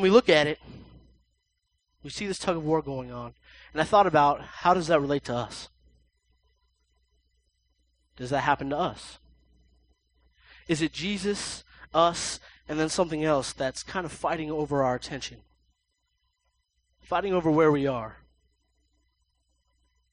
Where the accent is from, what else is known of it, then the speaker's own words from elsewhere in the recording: United States; we're the United States